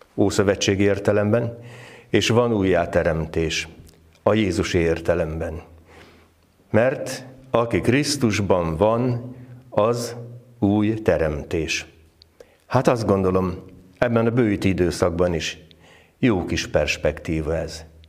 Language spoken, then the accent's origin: Hungarian; Várpalota, Veszprém County, Hungary; Várpalotán, ahol fölnőttem